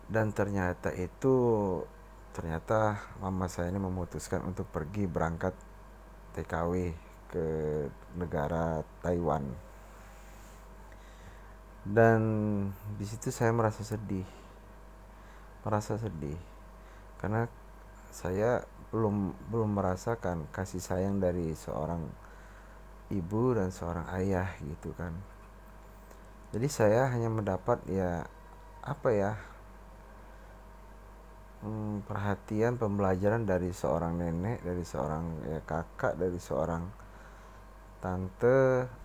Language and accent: Indonesian; South Sumatra, Indonesia; Kalau kita orang Sumatera Selatan manggilnya Bici.